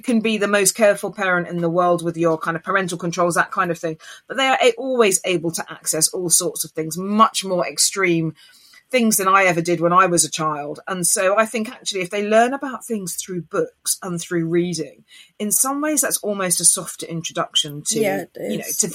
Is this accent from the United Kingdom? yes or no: yes; Essex, East of England, United Kingdom; I lived in kind of, you know, a small town in Essex